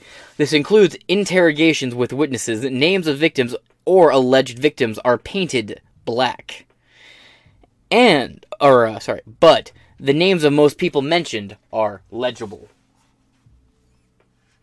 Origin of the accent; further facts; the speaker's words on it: United States; I'm an American